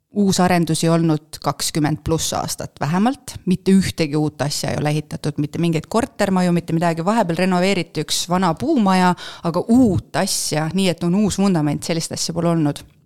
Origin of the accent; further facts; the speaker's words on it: Paide, Järva County, Estonia; moved away as an adult; also born or lived in Turku, Finland; ma olen põline paidekas